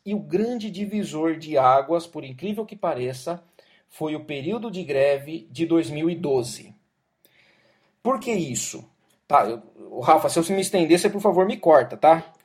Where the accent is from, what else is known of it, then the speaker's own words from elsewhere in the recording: Jaú, São Paulo, Brazil; na minha cidade, lá em Jaú. Minha mãe trabalhava numa escola